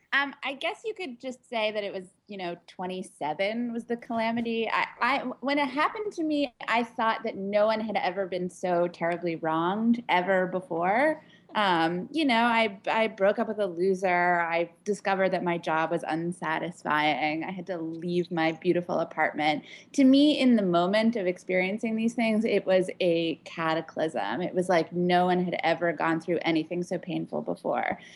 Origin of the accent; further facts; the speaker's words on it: Pittsburgh, Pennsylvania, United States; also born or lived in Washington, D.C.; now in New York City, United States; I grew up in Pittsburgh, Pennsylvania, actually in a small suburb to the north of Pittsburgh, Pennsylvania